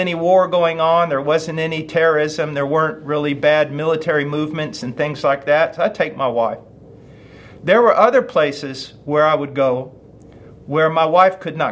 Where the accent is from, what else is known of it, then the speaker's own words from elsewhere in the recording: United States; I'm an American